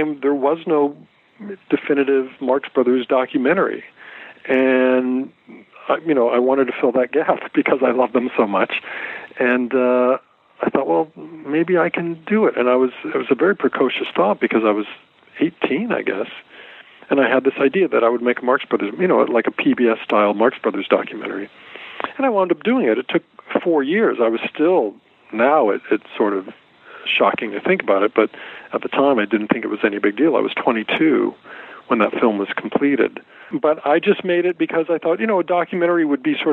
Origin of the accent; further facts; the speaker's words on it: Fullerton, California, United States; I grew up in Southern California. I grew up in Fullerton.